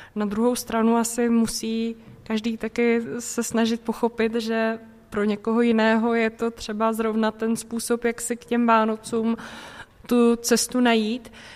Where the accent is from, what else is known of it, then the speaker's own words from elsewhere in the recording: Central Bohemian Region, Czechia; Já jsem, pocházím původně ze Středočeského kraje